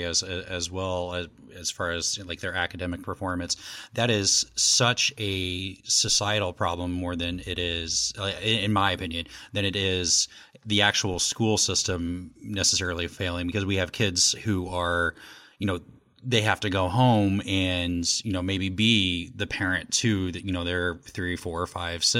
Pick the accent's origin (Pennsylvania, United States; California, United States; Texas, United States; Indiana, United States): Indiana, United States; Indianapolis; I'm actually from Indianapolis